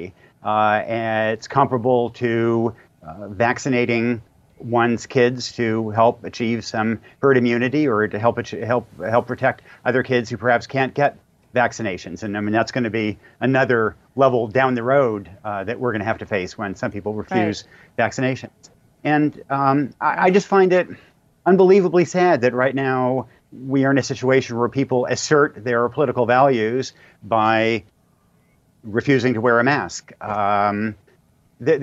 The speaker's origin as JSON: {"language": "English", "region": "rural Oregon", "country": "United States", "tie": "born or raised there", "said": "My hometown in rural Oregon was transformed by rural electrification"}